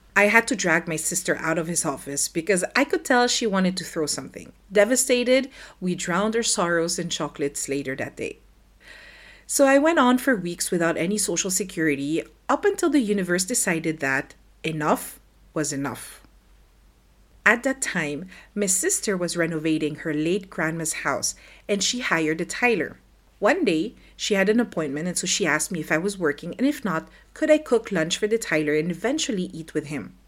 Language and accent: English; Philippines; moved away as an adult; now in France; I grew up in the Philippines and in two thousand eleven, I decided to move to France with my husband and my daughter.